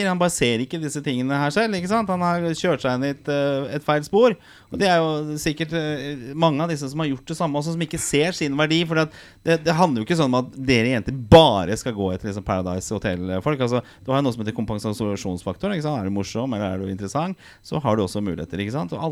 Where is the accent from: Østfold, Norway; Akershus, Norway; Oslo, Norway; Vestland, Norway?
Oslo, Norway; Torshov, vokste opp på to rom og kjøkken.